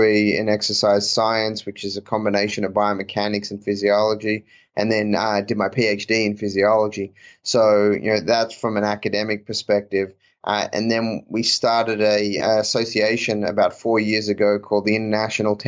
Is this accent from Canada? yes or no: no; Australia; moved away; also born or lived in Auburn; I grew up in Australia